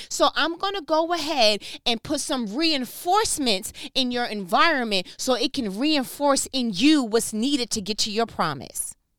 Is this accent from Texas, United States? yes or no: no; New York, United States; I'm from New York